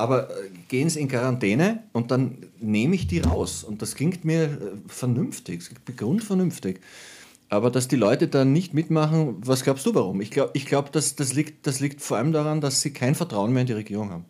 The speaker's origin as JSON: {"language": "German", "region": "Lower Austria", "country": "Austria", "said": "ich bin ein Niederösterreicher"}